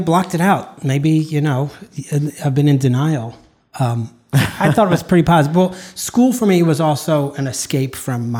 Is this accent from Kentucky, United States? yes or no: no; hometown with Sesame Place, Pennsylvania, United States; in my hometown there was an amusement park.